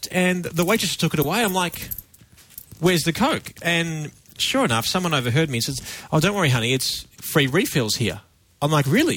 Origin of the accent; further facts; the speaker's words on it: Australia; I'm a photographer. I'm from Australia.